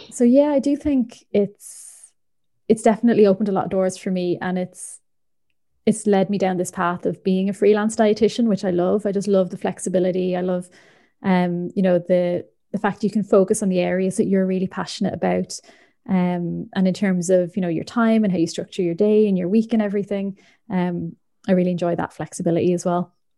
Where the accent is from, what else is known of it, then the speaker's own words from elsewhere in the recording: Ireland; moved away; also born or lived in Northern Ireland; I'm from the Republic of Ireland